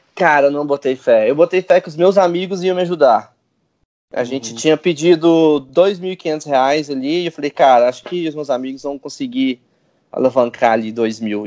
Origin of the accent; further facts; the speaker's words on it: Goiânia, Goiás, Brazil; Eu sou de Goiânia